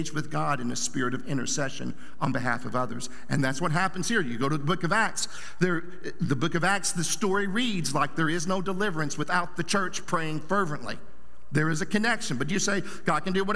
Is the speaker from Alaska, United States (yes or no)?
no; Southern Oklahoma, United States; I grew up in Bible Belt, Southern Oklahoma.